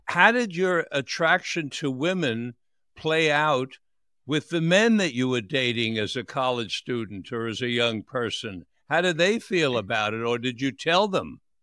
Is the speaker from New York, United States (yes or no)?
yes; New York City, New York, United States; born or raised there; also born or lived in Florida